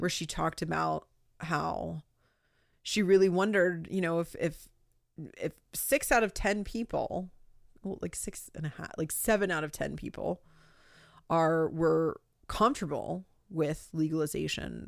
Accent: New Jersey, United States; I'm from New Jersey.

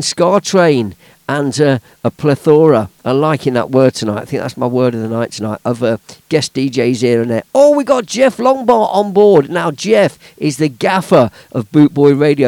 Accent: Leicester, East Midlands, United Kingdom; my hometown of Leicester

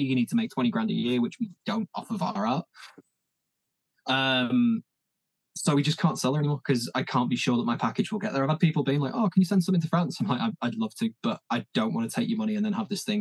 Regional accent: Leeds, Yorkshire and the Humber, United Kingdom; moved away; Leeds is my hometown

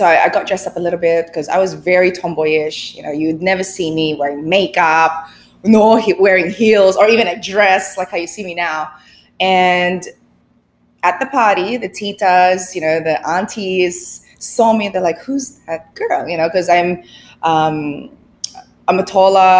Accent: Sydney, New South Wales, Australia; moved away as an adult; now in Philippines; I was born in the Philippines. We migrated to Sydney, Australia when I was 6 years old

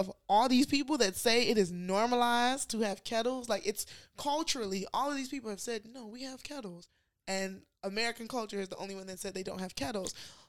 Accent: Nigeria; moved away; I never noticed being Nigerian.

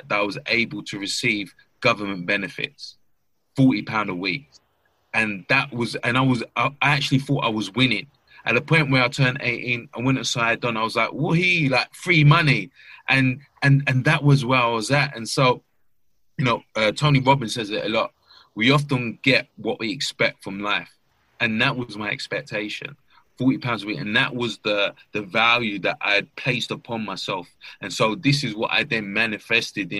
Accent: London, United Kingdom; I grew up in East London, Stratford, very much a financially deprived area

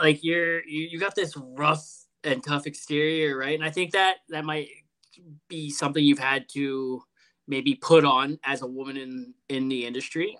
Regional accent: Toronto, Ontario, Canada; now in Edmonton, Canada; We're from Toronto originally

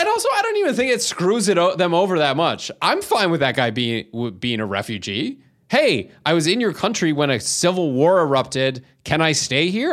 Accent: Canada; as a Canadian

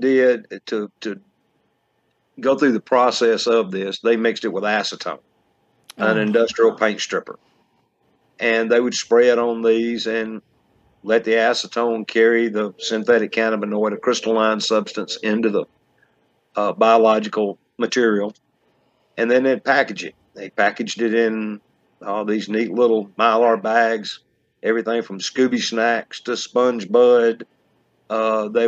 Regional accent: Georgia, United States; I was born in Bullaroo, Georgia. In 1962, middle class, rural family

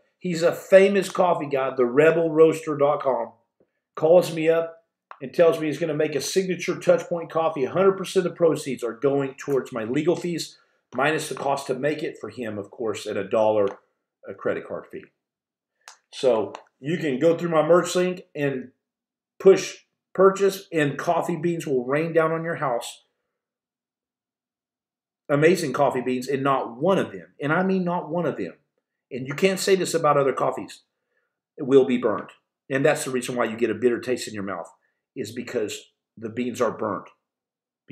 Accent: Muleshoe, Texas, United States; Texas Panhandle. I'm from Muleshoe, Texas.

